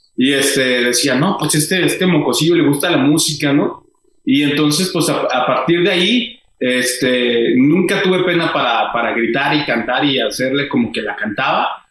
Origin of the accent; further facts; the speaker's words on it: Hidalgo del Parral, Chihuahua, Mexico; now in Ciudad Juárez, Mexico; yo soy de Parra, Chihuahua, y ya cuando nos venimos para acá, para, para Juárez